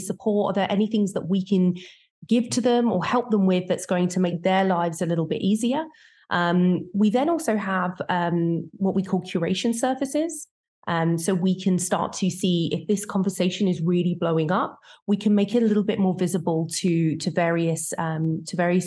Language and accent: English; United Kingdom; born and bred in the UK